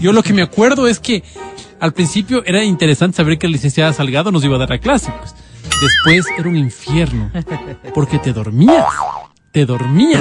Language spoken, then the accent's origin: Spanish; Ecuador; nosotros como ecuatorianos